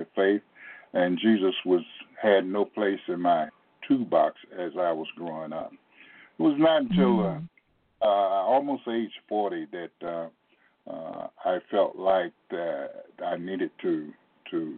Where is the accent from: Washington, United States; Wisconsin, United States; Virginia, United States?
Virginia, United States; Portsmouth; I grew up in Portsmouth, Virginia